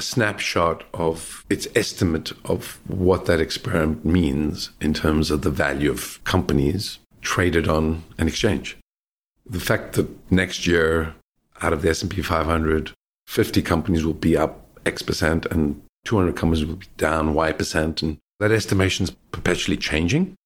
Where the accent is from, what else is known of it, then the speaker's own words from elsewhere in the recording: South Africa; also born or lived in Australia; now in London, United Kingdom; I grew up in South Africa